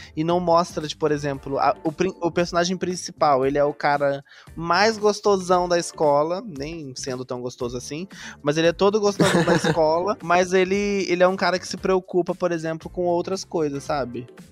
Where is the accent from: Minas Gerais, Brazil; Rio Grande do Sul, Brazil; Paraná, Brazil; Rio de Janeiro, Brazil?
Minas Gerais, Brazil; Santos Dumont; Eu sou da cidade de Santos Dumont